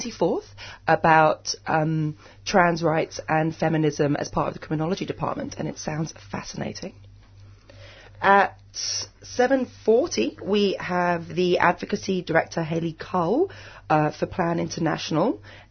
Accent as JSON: {"language": "English", "country": "United Kingdom", "moved": "yes", "lives_now": "Australia", "said": "I'm British"}